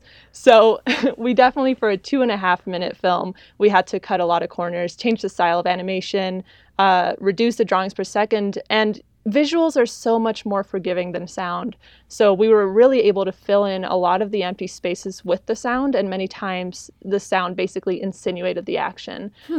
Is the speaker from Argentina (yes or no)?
yes; Argentina; born there; also born or lived in France / China / New York; I was born in Argentina and just kind of lived abroad in France, China, New York, and here.